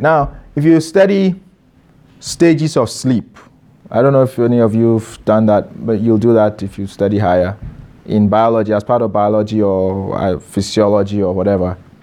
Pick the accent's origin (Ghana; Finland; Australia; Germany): Ghana; moved away as an adult